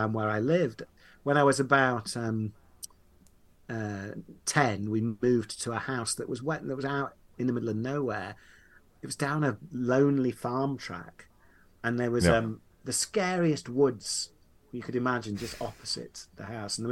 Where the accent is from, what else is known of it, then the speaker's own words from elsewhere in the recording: Leeds, Yorkshire and the Humber, United Kingdom; I grew up in Yorkshire, in Leeds